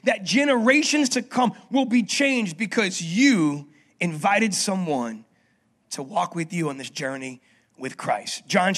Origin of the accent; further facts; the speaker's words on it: New Orleans, Louisiana, United States; moved away as an adult; also born or lived in Denver, Colorado; I grew up on the West Bank